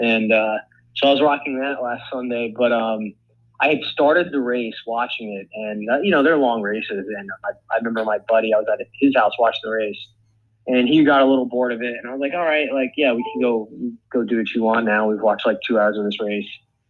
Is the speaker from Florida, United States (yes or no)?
yes; West Palm Beach, Florida, United States; I grew up in West Palm Beach, Florida.